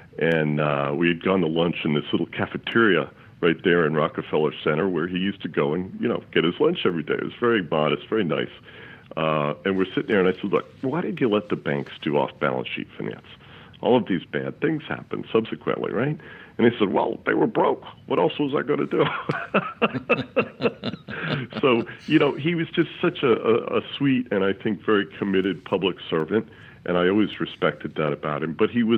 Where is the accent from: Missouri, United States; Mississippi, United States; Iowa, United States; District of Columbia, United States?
District of Columbia, United States; Washington; Well, I grew up in Washington.